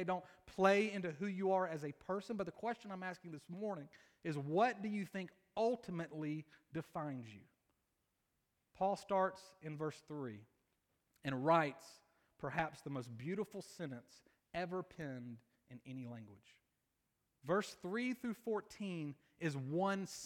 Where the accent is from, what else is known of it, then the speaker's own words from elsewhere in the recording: Columbus, Georgia, United States; I'm from Columbus, Georgia. I went to Pacelli High School